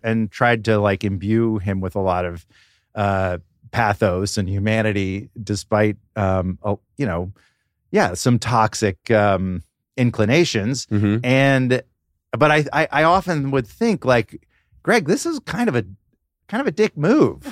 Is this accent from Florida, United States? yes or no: no; Atlanta, Georgia, United States; I grew up in Atlanta